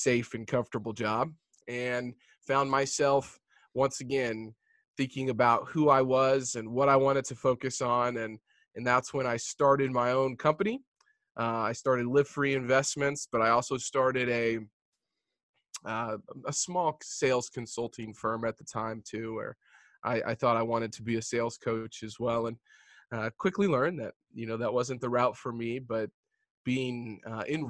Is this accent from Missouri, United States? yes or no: yes; Jefferson City, Missouri, United States; I'm a Midwestern boy. So I grew up in Jefferson City, Missouri, which is the capital of Missouri.